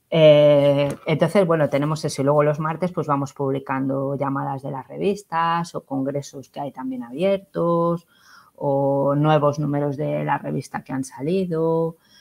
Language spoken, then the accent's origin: Spanish; Cuenca, Castilla-La Mancha, Spain; era en Cuenca, en mi tierra